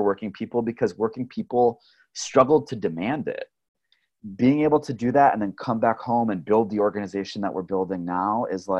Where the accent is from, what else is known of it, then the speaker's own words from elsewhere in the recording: Flint, Michigan, United States; building upon all of these foundations from like growing up in Flint and growing up in the labor movement